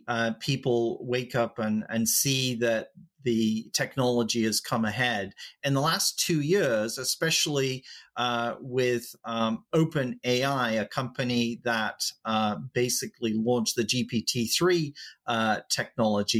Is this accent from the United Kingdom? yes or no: yes; England, United Kingdom; I am English